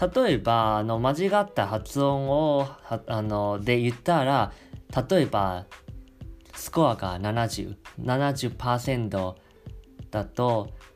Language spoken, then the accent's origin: Japanese; Taiwan; Japanese is a second language; 台湾出身